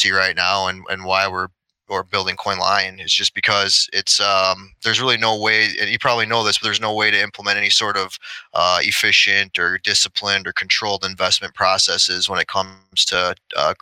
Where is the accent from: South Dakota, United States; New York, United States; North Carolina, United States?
South Dakota, United States; Sioux Falls; also born or lived in Minneapolis, Minnesota; moved to Sioux Falls, South Dakota, is where I'm at right now. I'm really where I grew up for the majority of my childhood.